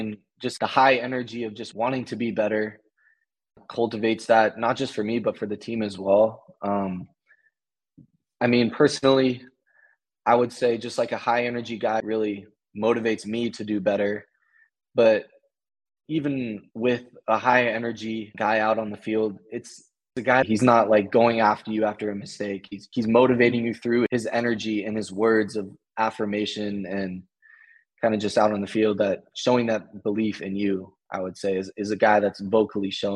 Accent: Portland, Oregon, United States; moved away as an adult; now in Charlotte, United States; growing up in Portland, the rain and the weather really shapes you

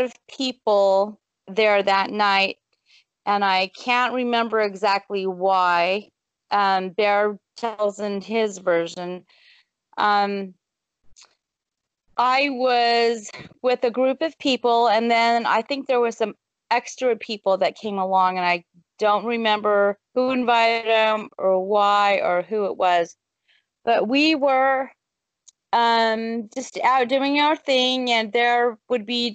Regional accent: Gulf of Mexico, South Texas, United States; moved away as an adult; also born or lived in Dallas, Texas; I'm from South Texas, so I grew up on the Gulf of Mexico, but I moved to Dallas for 20-something years, and then we came up here in 2004

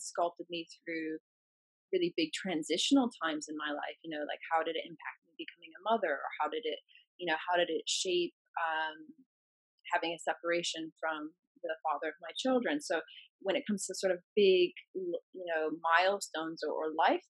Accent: the Midwest of the US, United States; moved away; my hometown, which is in the Midwest of the US

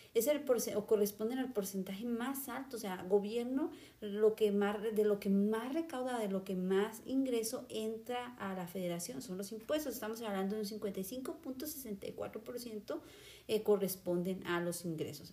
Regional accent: Mexico; nosotros como mexicanos

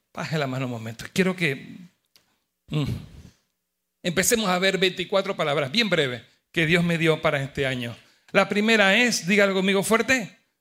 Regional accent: Panama; con mi esposa somos panameños los dos

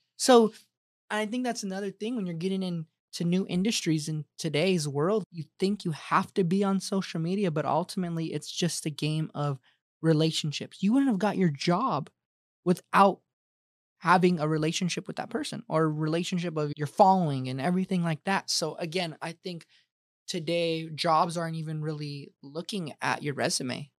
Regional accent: Colorado, United States; now in Arizona, United States; I'm from Colorado

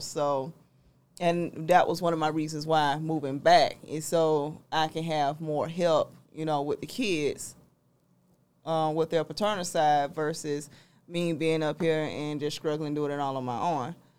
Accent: South Georgia, United States; also born or lived in Albany, Georgia / Atlanta, Georgia; I'm from South Georgia

